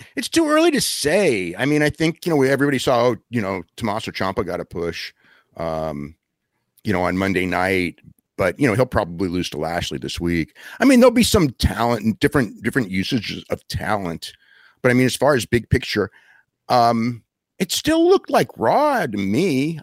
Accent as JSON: {"language": "English", "town": "Wappingers Falls", "region": "New York", "country": "United States", "tie": "born or raised there", "said": "I grew up in Poughkeepsie, you know, where you live, or Wappingers Falls, actually."}